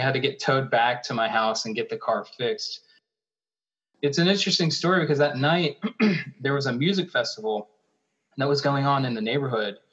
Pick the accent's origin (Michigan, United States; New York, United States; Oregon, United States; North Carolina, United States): North Carolina, United States; Charlotte; moved away as an adult; now in Minnesota, United States; i'm from charlotte north carolina